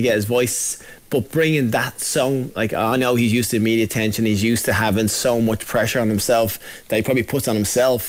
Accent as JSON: {"language": "English", "country": "Ireland", "said": "Being Irish"}